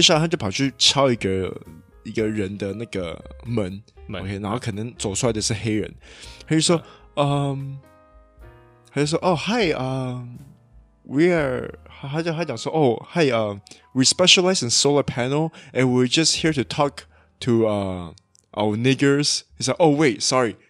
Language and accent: Chinese; Taiwan; now in Malaysia; But we are Taiwanese